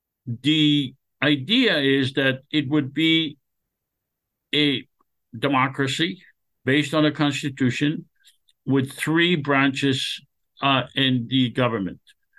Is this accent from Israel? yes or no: yes; Israel; moved away as an adult; now in United States; Yeah, I was born in Israel. I lived in Israel until the age of 21. I went through the Israeli educational system